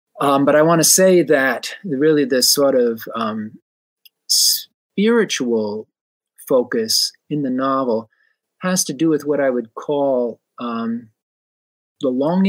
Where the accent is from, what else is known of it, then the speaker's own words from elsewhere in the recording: Providence, Rhode Island, United States; moved away; I am originally from Rhode Island and was born and grew up the first part of my life in Providence.